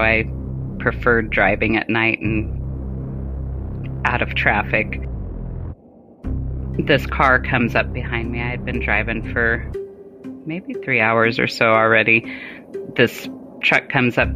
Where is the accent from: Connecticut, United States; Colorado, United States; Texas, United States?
Colorado, United States; also born or lived in Germany / Arizona; Colorado, which is where I currently live now that I'm out of the military